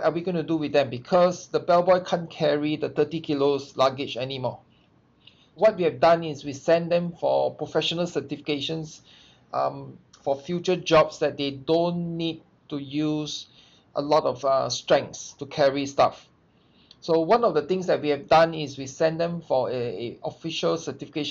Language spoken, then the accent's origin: English; Singapore; I'm from Singapore.